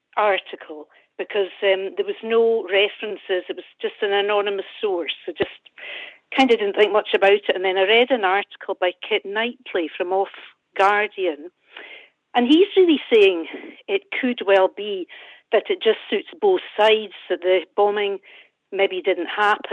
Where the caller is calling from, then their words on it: Broughty Ferry, Scotland, United Kingdom; Well, near Dundee, Broughty Ferry.